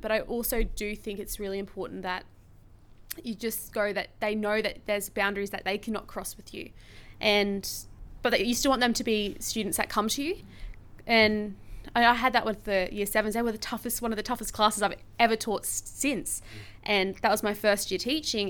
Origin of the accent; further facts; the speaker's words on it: Brisbane, Queensland, Australia; also born or lived in Hervey Bay; I am from Brisbane, but I've taught in Brisbane and in Harvey Bay